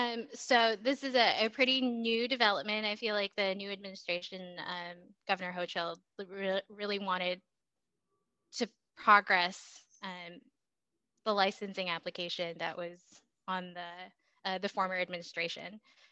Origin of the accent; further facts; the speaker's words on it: Indonesia; born there; I grew up overseas. I didn't really live in the United States until about 2005. But before that, so I was born in Indonesia.